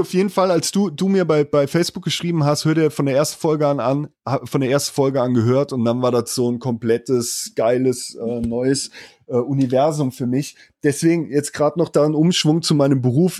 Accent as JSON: {"language": "German", "area": "Moselle region between Koblenz and Trier", "region": "Rhineland-Palatinate", "country": "Germany", "tie": "born or raised there", "accent": "Moselle Franconian", "moved": "as an adult", "said": "die coolen Jungs nennen das, wo ich herkomme, Mosel County. Ist zwischen Koblenz und Trier in Rheinland-Pfalz"}